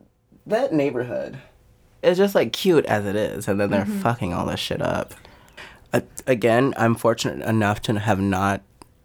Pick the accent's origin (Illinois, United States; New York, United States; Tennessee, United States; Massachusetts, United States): Tennessee, United States; Nashville; Where I grew up down the street from Princess Hot Chicken.